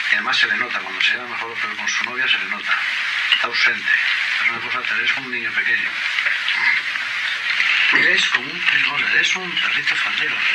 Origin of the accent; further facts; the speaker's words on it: Mexico; Nosotros somos mexicanos con libre expresión y nos escuchamos en la próxima emisión.